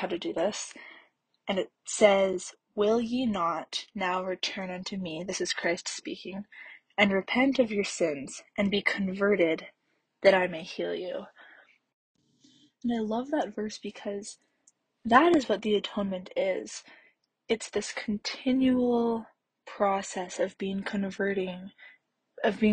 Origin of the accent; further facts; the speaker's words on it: Canada; also born or lived in Salt Lake City, Utah; now in Provo, United States; I'm originally from Canada, but my family lives in Salt Lake City right now